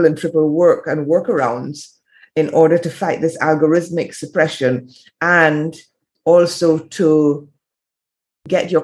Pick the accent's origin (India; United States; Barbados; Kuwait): Barbados; moved away as an adult; also born or lived in England / France; I'm in Barbados now. I spent a lot of time in the Caribbean as a child. I grew up here. I was born in England.